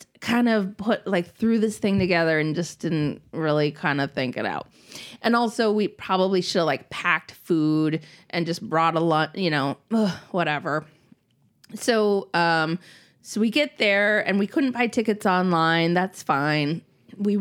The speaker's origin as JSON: {"language": "English", "region": "Minnesota", "country": "United States", "tie": "born or raised there", "moved": "yes", "said": "I grew up in Minnesota"}